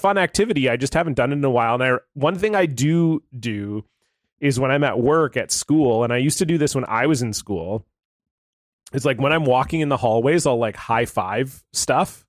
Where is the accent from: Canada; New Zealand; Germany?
Canada; Ontario; in Canada, and I grew up in Ontario, where there's lots of maple trees